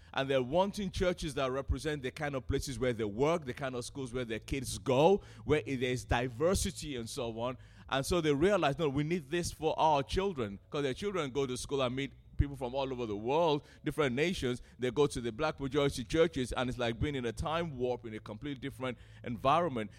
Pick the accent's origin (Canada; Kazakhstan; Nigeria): Nigeria; now in United Kingdom; I'm a Nigerian, grew up in Nigeria